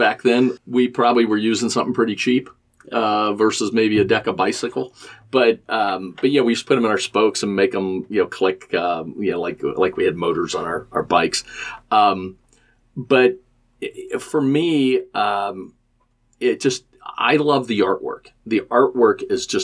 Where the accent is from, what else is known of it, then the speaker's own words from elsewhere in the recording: Norwood, Ohio, United States; also born or lived in Chicago; I'm a born and bred. I grew up in Norwood, Cincinnati guy